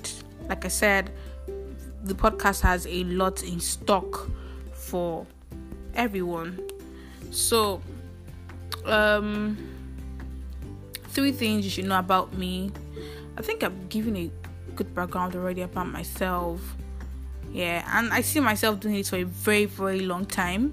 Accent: Ile-Ife, Osun, Nigeria; I come from Ile-Ife, Osun State

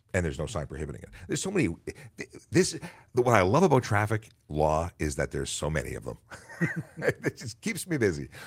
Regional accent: Canada; we're Canadian

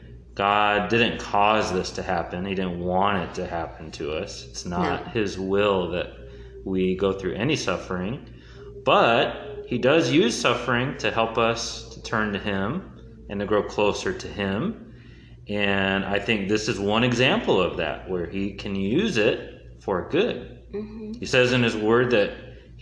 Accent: Houston, Texas, United States; also born or lived in Durham, North Carolina / Minnesota; I lived in Minnesota for 8 years and then moved down to Houston

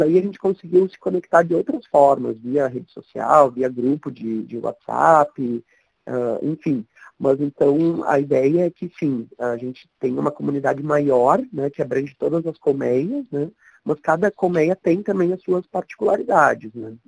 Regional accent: Porto Alegre, Rio Grande do Sul, Brazil; moved away as an adult; now in São Paulo, Brazil; venho do sul, de Porto Alegre, moro em São Paulo uh, já há sete anos no estado

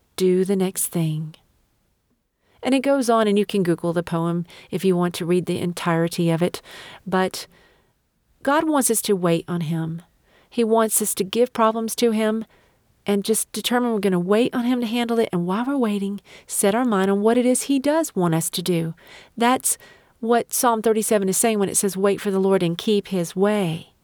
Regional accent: United States; I'm an American

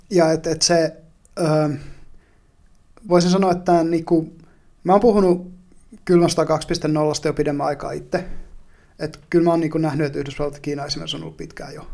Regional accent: northern Finland, Finland; kun mä oon pohjois kotoisin, niin se maakunta ei ole mitään muuta kuin suota

